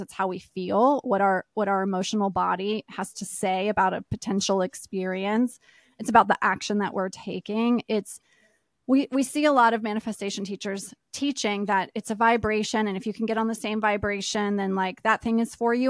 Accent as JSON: {"language": "English", "region": "East Coast", "country": "United States", "tie": "born or raised there", "moved": "yes", "said": "I grew up on the East Coast, and I've lived a lot of different places"}